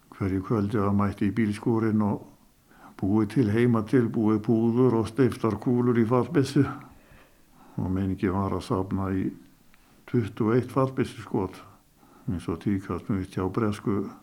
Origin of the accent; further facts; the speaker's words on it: Skútustaðir, Mývatn, Northeastern Region, Iceland; hér í skútustöðum þar sem ég, þaðan sem ég er nú.